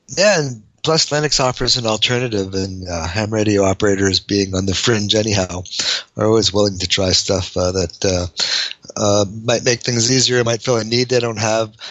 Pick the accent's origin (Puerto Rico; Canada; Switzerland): Canada; being Canadian